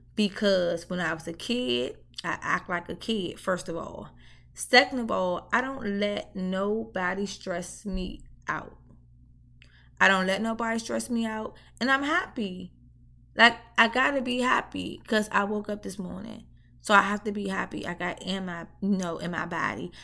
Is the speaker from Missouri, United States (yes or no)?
no; Washington, District of Columbia, United States; moved away; I'm from D C Ward eight to be exact